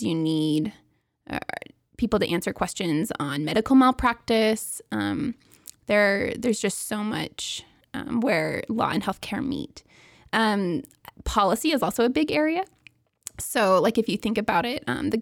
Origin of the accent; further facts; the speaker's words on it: Seattle, Washington, United States; moved away as an adult; also born or lived in Provo, Utah; I grew up in Seattle, Washington, and then I came to BYU